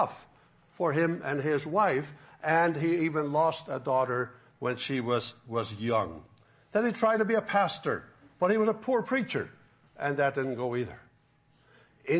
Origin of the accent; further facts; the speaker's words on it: Faroe Islands; also born or lived in Florida; now in Alabama, United States; I could live in my own home country where I grew up in the Faroe Islands